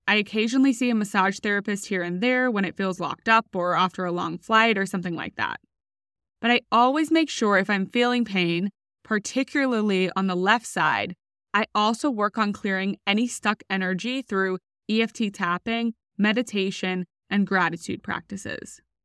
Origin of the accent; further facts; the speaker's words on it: Australia; moved away as an adult; also born or lived in United States; I was recruited from Australia to row for U S University on a full scholarship